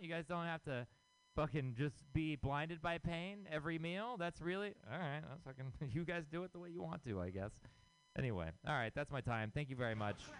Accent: Houston, Texas, United States; moved away as an adult; now in San Francisco, United States; I am from Texas. I'm from Houston, Texas

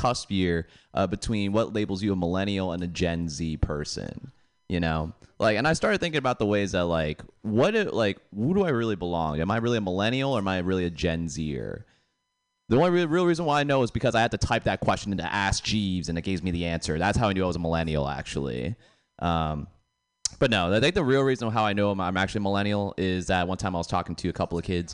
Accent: Boston, Massachusetts, United States; moved away; I'm originally from Boston

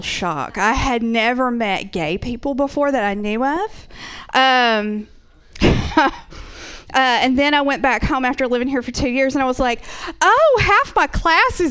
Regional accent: Georgia, United States; accent: Southern; moved away; I am originally from the South. I'm originally from Georgia. That's where I get this wonderful little accent from

